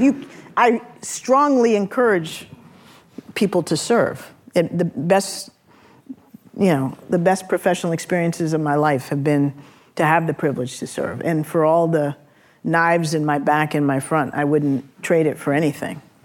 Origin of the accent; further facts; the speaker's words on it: San Francisco, California, United States; I'm also from San Francisco